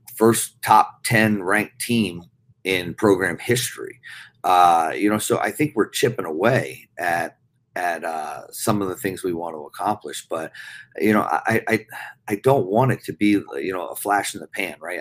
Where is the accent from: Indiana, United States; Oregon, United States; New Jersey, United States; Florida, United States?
New Jersey, United States; moved away as an adult; also born or lived in Minnesota; now in Brookings, United States; growing up on the East Coast